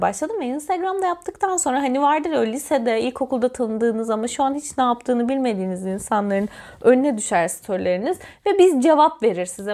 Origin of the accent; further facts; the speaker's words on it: Antalya, Turkey; Ben Antalyalıyım ve Antalyalı olmanın getirdiği bir gerçeklik var